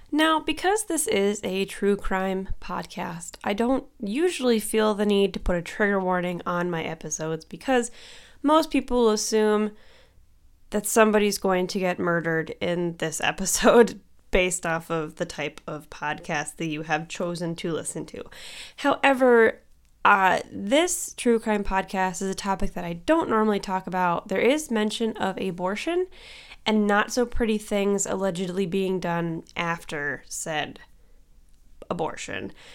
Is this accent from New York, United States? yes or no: no; Cleveland, Ohio, United States; I'm from Cleveland